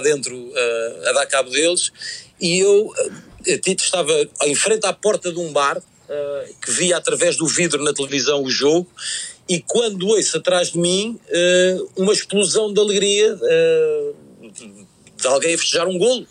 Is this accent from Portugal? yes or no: yes; Portugal; como, português